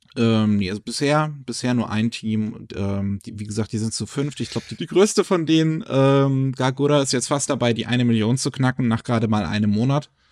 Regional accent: Germany; bei uns in Deutschland

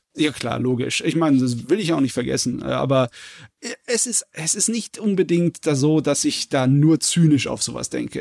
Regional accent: Southern Germany, Germany; ich als Süddeutscher

